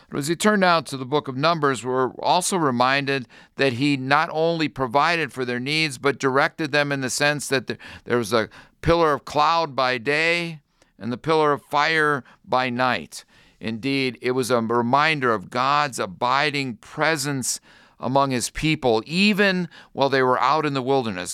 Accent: North Royalton, Ohio, United States; When I was a young boy growing up in North Royalton, Ohio

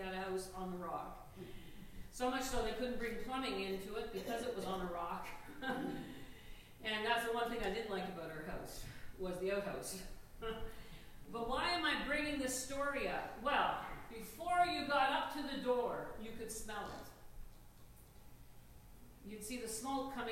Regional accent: Newfoundland and Labrador, Canada; I'm a Newfoundlander.

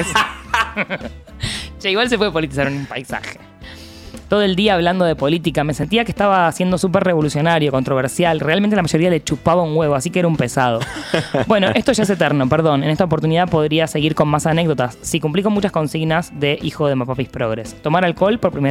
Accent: La Plata, Buenos Aires Province, Argentina; Soy platense, exiliado en Cava, profesor de letras, egresado de la Universidad de La Plata como la jefa

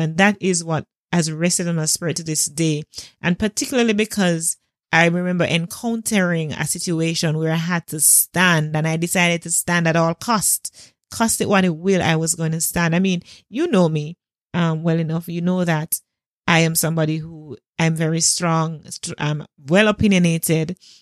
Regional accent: Jamaica; as a Jamaican

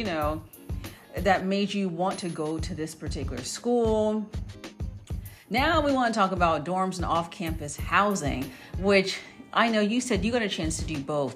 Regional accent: Tampa, Florida, United States; also born or lived in Tallahassee, Florida; me coming from Tampa, Florida, heading over to Tallahassee, that was like a 4.5 hour drive as well

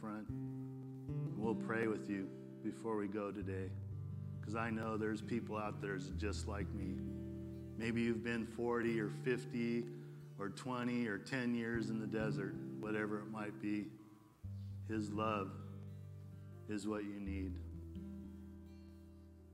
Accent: West Covina, California, United States; I'm a dude from West Covina

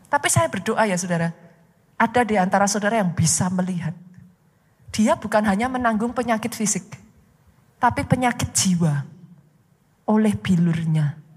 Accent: Surakarta, Central Java, Indonesia; accent: Javanese; Maaf saya dari Solo, saudaraku. Bahasa Jawanya masih keluar.

